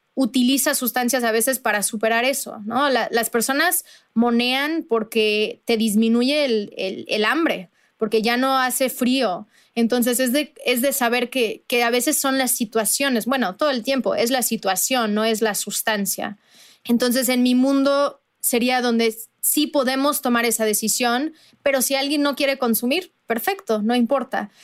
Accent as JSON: {"language": "Spanish", "region": "Veracruz", "country": "Mexico", "said": "yo soy de Veracruz"}